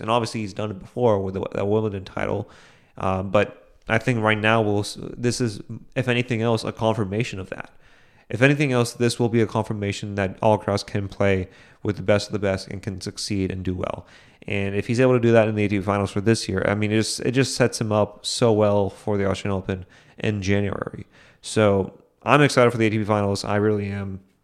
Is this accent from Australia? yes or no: no; India; as an Indian